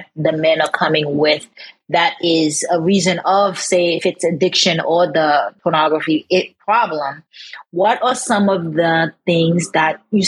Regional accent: Haiti; I'm from Haiti

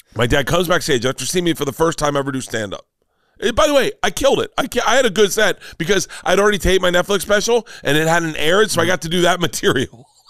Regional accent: Tampa, Florida, United States; I never grew up being proud of Tampa

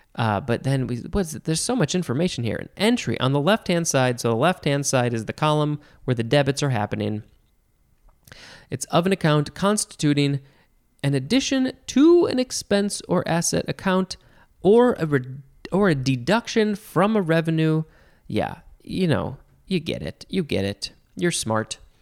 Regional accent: United States; I, as an American, have grown up saying debris

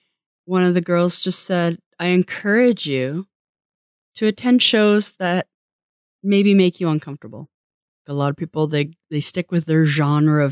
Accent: Canada; as a Canadian

